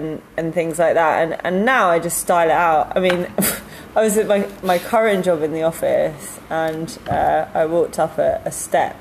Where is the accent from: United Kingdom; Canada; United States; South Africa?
United Kingdom; London; I'm being a Londoner